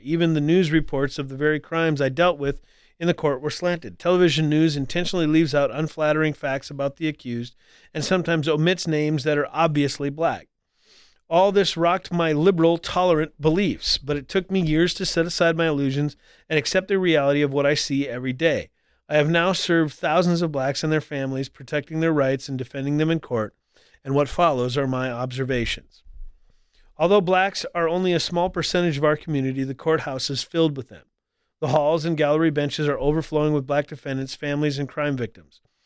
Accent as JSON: {"language": "English", "region": "North Dakota", "country": "United States", "tie": "born or raised there", "also_born_or_lived": "Colorado Springs", "moved": "yes", "said": "I grew up in North Dakota where, where, you know, like ninety-some percent of the population is white."}